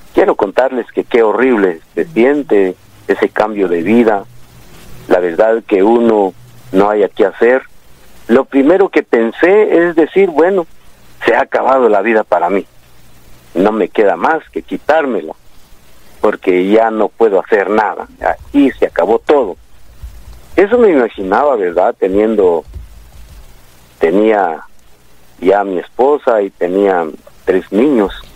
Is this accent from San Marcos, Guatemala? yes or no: yes; El Tumbador, San Marcos, Guatemala; now in Guatemala City, Guatemala; Yo soy del departamento de San Marcos